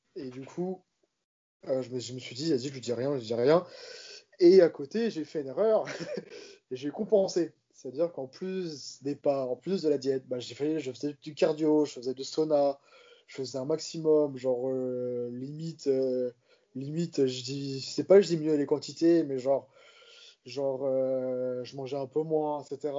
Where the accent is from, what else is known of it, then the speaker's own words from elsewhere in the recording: Corsica, France; je suis corse